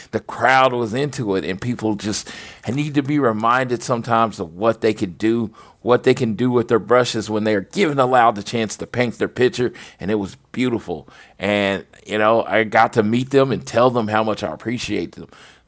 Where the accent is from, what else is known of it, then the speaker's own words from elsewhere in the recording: Oklahoma, United States; I'm from Oklahoma